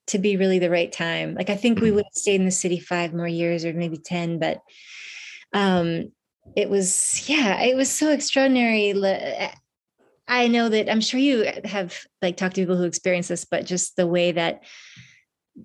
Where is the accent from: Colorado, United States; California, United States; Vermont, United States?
Vermont, United States; also born or lived in New York City; I'm up here in Vermont, which is where I've been living since the pandemic started. It's my home state.